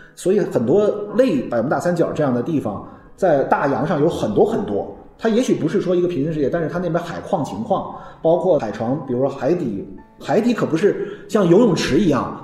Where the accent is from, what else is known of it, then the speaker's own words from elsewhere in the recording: China; 我们中国人